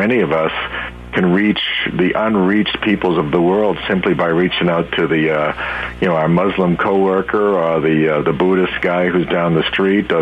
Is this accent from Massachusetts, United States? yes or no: yes; Boston, Massachusetts, United States; I'm from the Boston area all my life